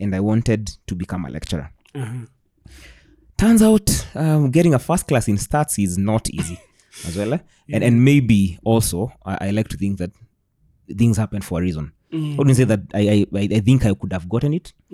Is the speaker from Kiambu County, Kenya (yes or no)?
yes; Thika, Kiambu County, Kenya; I'm from Thika